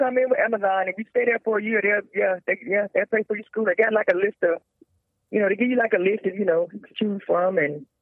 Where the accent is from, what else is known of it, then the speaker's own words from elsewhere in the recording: Charlotte, North Carolina, United States; born and raised in Charlotte, North Carolina